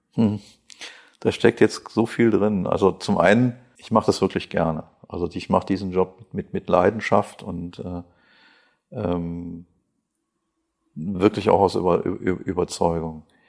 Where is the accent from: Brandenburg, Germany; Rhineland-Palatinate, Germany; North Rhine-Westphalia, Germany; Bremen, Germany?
North Rhine-Westphalia, Germany; Krefeld; accent: North Rhine-Westphalia; also born or lived in Mönchengladbach; Meine Aussprache ist nicht die eines äh, Badeners, sondern äh, ja, vielleicht hört man etwas aus Nordrhein-Westfalen heraus. Ich äh, komme aus Krefeld